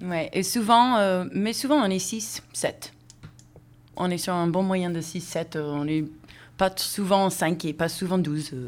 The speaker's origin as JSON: {"language": "French", "country": "United States", "also_born_or_lived": "Seattle", "moved": "yes", "said": "Je viens des États-Unis"}